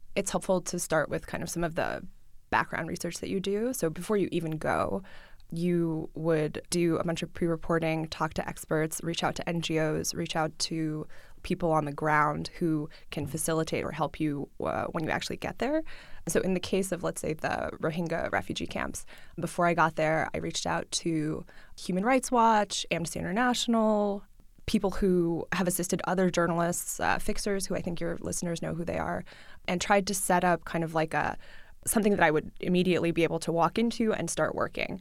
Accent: New York City, New York, United States; first language Russian; English is a second language; moved away as an adult; also born or lived in Midwest; I grew up in New York City. I grew up with my mom. I went to public school. I speak Russian at home, uh, with my family. I learned English in school.

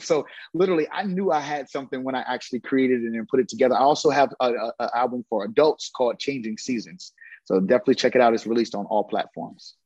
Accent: New Brunswick, New Jersey, United States; I'm from New Brunswick

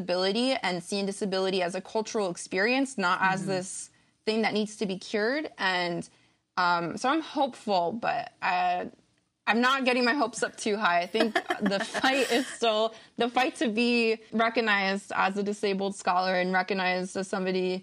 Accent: United States; moved away as an adult; now in Canada; I am American

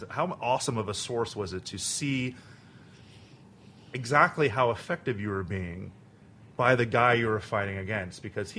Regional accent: Miami, Florida, United States; The listeners know I'm from Miami.

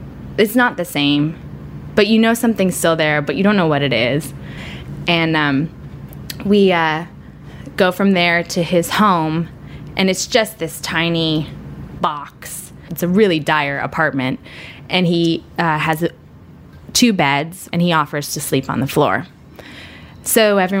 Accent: United States; as an American woman

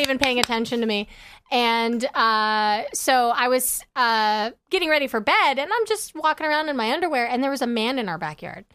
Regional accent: Kansas, United States; born or raised there; moved away; also born or lived in Los Angeles, California

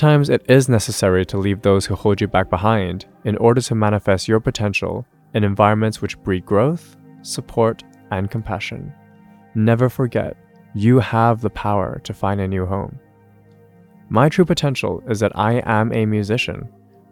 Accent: Hong Kong; now in London, United Kingdom; I grew up in Hong Kong, in a family who held the traditional Cantonese values you'd expect

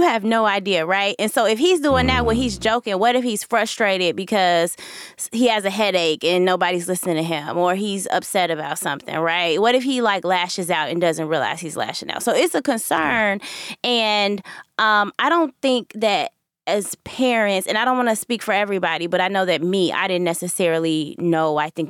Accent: Chicago, Illinois, United States; but just as a Chicagoan, is the idea or the rumblings that the White Sox where the White Sox owner may want to move the team

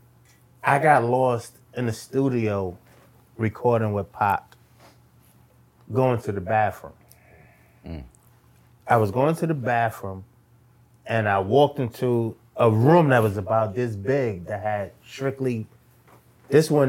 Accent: New York, United States; also born or lived in Virginia / Baltimore; I'm from down south. I was born in New York, but my family's from Virginia and Baltimore

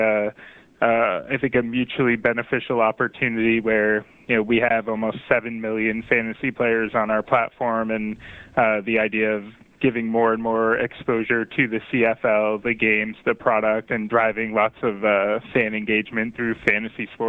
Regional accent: Boston, Massachusetts, United States; I'm from Boston, Mass

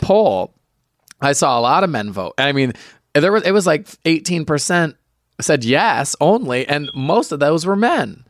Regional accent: near Michigan International Speedway, United States; people from my hometown, because we were so close to Michigan International Speedway

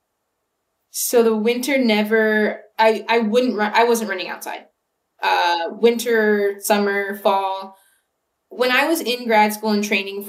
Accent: Ventura, California, United States; moved away; I'm from about an hour north of LA. I'm from Ventura.

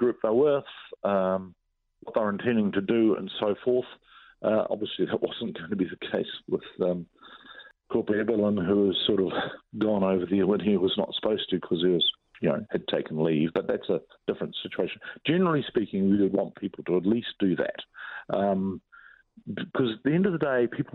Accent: New Zealand

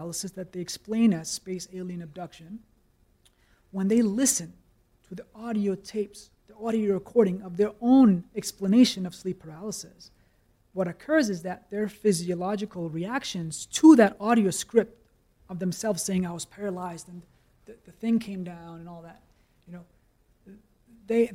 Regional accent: Copenhagen, Capital Region of Denmark, Denmark; I grew up in Copenhagen.

